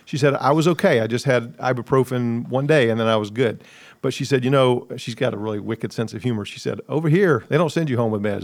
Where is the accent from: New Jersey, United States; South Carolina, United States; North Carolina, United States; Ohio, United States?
South Carolina, United States; Columbia; also born or lived in New York City; I grew up in Columbia, cheered against Clemson